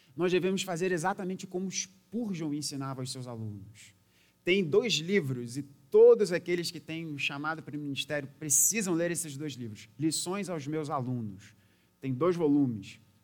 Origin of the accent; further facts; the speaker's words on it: Brazil; a gente sendo brasileiro naquela época